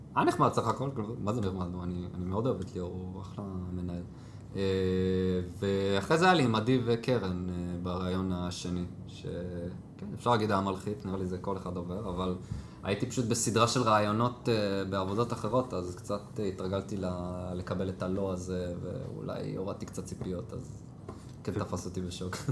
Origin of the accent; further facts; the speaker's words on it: Jerusalem, Jerusalem District, Israel; moved away as an adult; now in Haifa, Israel; גדלתי בשכונת גילה שהייתי קטן, אחרי זה עברנו לבית הכרם